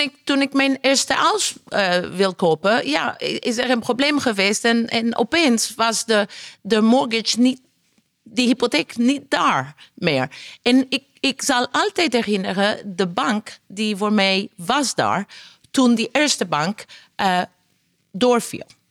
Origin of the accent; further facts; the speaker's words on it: Italy; Dutch is a second language; now in Netherlands; Ik ben Italiaans.